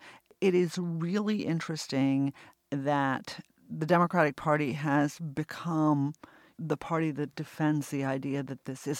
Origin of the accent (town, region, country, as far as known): United States